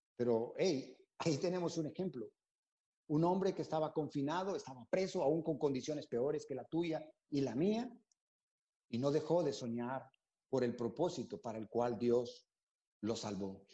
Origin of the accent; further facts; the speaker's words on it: Honduras; moved away as an adult; also born or lived in San Pedro Sula, Honduras; now in Panama; Nos convertimos en la iglesia de San Pedro Sula allá por eh, abril de 1998 en Honduras. Así que somos catrachos